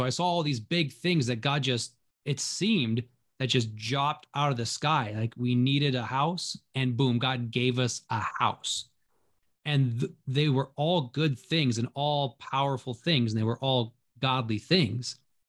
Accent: Minnesota, United States; also born or lived in Pennsylvania; So growing up, my parents demonstrated faith all the time. We moved out to Minnesota from Pennsylvania, and my dad had this job and only the promise that our family wouldn't starve and we would be loved.

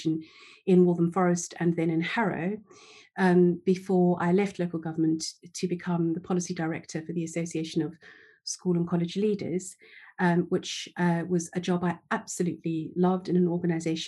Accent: South Africa; moved away as an adult; now in England; I was born in South Africa, in apartheid South Africa, actually

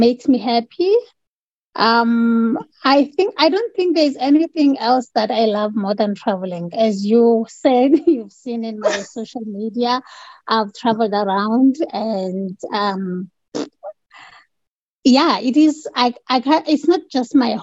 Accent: Port Elizabeth, Eastern Cape, South Africa; moved away as an adult; also born or lived in Johannesburg / Kimberley; now in Saudi Arabia; I was born and bred in Port Elizabeth, and I studied in Port Elizabeth

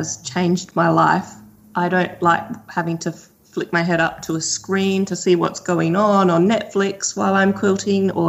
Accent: Australia; being Australian

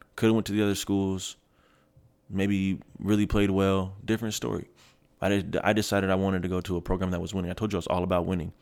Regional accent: Kent, Washington, United States; born or raised there; moved away as an adult; also born or lived in Seattle / Federal Way / Germany / Red Deer, Alberta

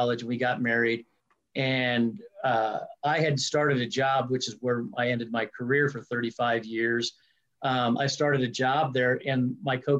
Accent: Greeley, Colorado, United States; I grew up in Greeley, Colorado

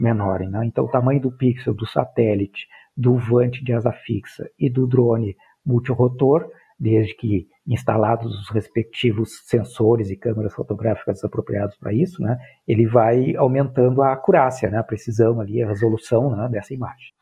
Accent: Pelotas, Rio Grande do Sul, Brazil; eu sou natural do Rio Grande do Sul, natural de Pelotas

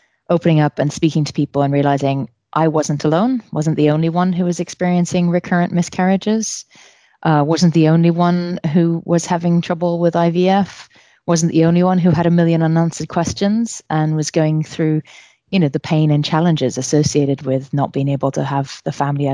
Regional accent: New York City, New York, United States; moved away as an adult; also born or lived in Iran (ancestry); now in United Kingdom; I grew up in New York City

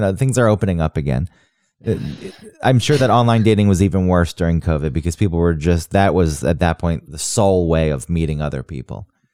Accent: Kennesaw, Georgia, United States; moved away; also born or lived in Acworth; people I went to high school with who've just stayed where we grew up in Kennesaw and Ackworth

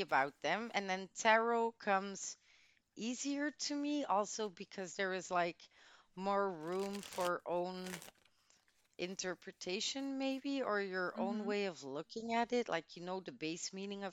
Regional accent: Antwerp, Flanders, Belgium; English is a second language; I was born in the City of Diamonds

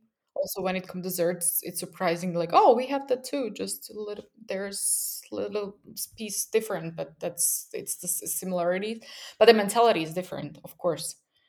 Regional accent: Bratislava, Bratislava Region, Slovakia; also born or lived in Berlin; now in Vienna, Austria; I'm in Vienna, Austria, which is just 60 kilometers far away from where I come from Bratislava. So it's after moving here from Berlin, it was very surreal.

